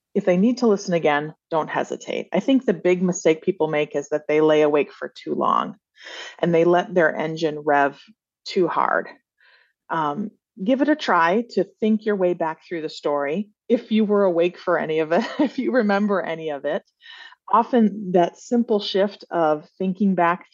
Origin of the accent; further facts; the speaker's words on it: Flint, Michigan, United States; I grew up in Flint, Michigan in the 80s